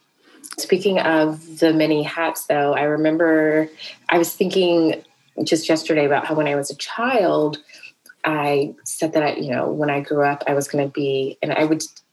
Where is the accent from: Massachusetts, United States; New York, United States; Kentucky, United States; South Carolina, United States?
South Carolina, United States; also born or lived in Atlanta, Georgia; I grew up in South Carolina